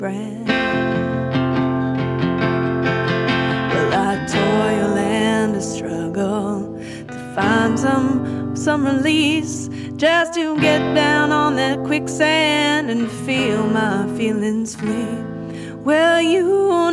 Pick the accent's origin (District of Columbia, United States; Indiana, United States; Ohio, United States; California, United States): California, United States; Berkeley; I went to Berkeley High School. I'm from Berkeley, California